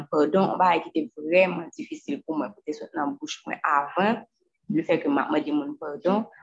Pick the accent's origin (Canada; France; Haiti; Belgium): Haiti; parce que je viens d'Haïti